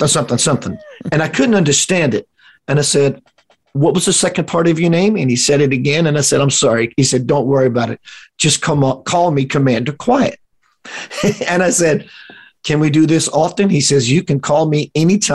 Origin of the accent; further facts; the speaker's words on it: South Louisiana, United States; We're in South Louisiana, my hometown kind of setting